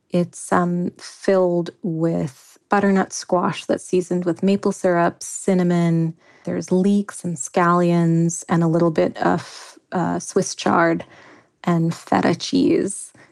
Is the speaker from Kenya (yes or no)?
yes; Kenya; kukupaka, which is a chicken curry I grew up eating in Kenya.